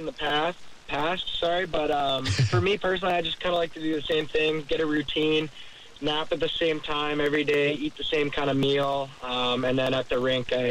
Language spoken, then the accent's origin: English; Canada; now in Jacksonville, United States; We're from Canada